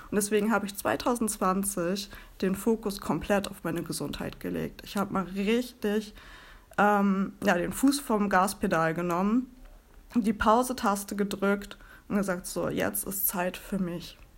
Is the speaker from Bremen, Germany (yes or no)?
yes; Bremen, Germany; ich komme aus Bremen und lebe hier mit meinem Mann und meinen zwei Katzen.